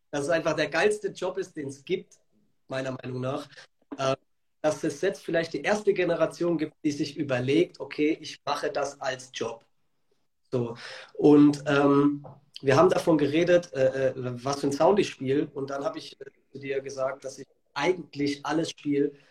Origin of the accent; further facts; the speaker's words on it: Karlsruhe, Baden-Württemberg, Germany; ich komme aus Karlsruhe. Ich lege seit zehn Jahren auf, bin 30